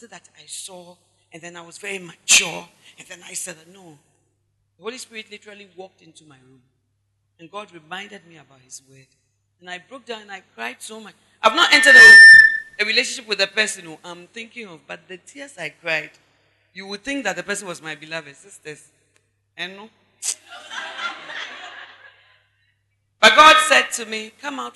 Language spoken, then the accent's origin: English; Ghana